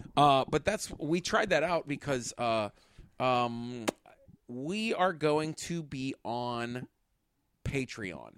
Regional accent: Pittsburgh, Pennsylvania, United States; we're from Pittsburgh, Pennsylvania

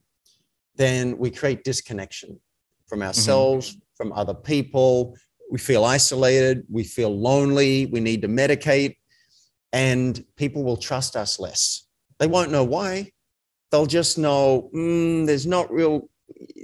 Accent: Australia; I was raised in Australia in a country town

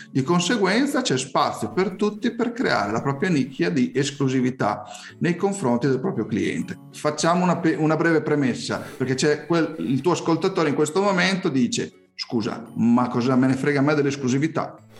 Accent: Emilia-Romagna, Italy; io sono emiliano

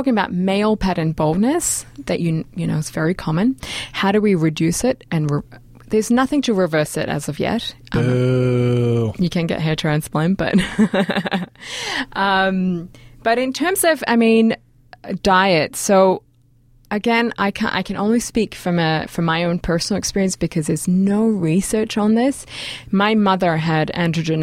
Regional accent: Australia; I'm from Australia

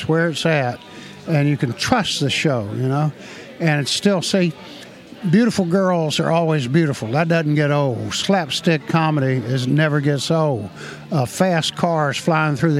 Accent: the South, United States; But I grew up in the South and, you know, without electricity or indoor plumbing.

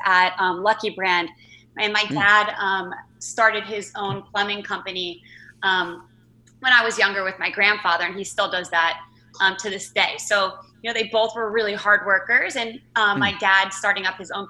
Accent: New Jersey, United States; So I grew up in New Jersey, which I still currently live in New Jersey

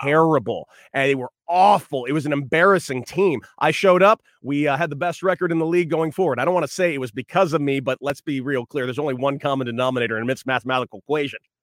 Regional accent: Santa Monica, California, United States; I'm from Santa Monica

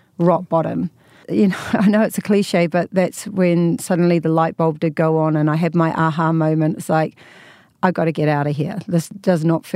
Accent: New Zealand; accent: New Zealand; moved away as an adult; also born or lived in London; now in Hollywood, United States; So you can tell by my accent, I'm from New Zealand. And I spent 20 years there and then another 23 years living in London.

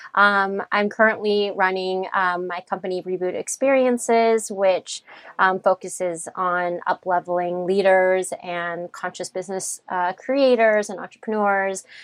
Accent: United States; We grew up here in the States, and we have parents with very different upbringing

